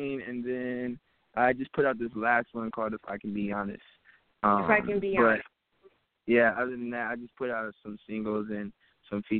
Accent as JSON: {"language": "English", "town": "Bristol", "region": "Virginia", "country": "United States", "said": "I'm from Bristol, Virginia."}